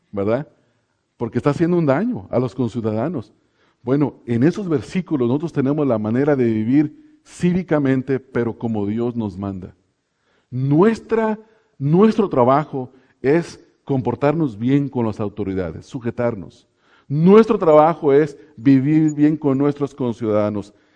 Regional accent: Mexico; now in Pomona, United States; a nosotros los que nos ha tocado estar lejos de los lugares donde nacimos, eh, en México, yo me acuerdo que en mi pueblo, hermanos, había una cantina

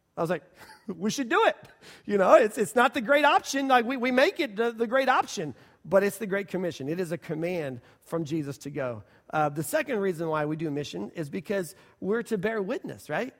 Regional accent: Oklahoma City, Oklahoma, United States; We're Oklahoma people. We're from Oklahoma City

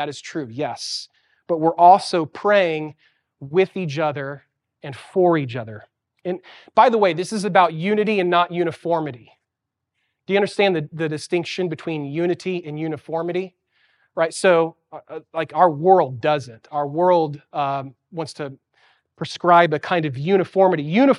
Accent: Santiago, Santiago Metropolitan Region, Chile; moved away; As a kid, I grew up in Chile, South America, in Santiago. And the city of Santiago is a really big city.

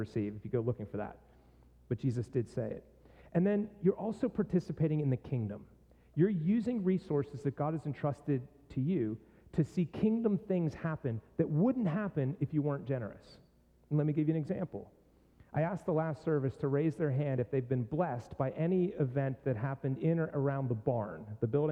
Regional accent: Pittsburgh, Pennsylvania, United States; moved away; my hometown

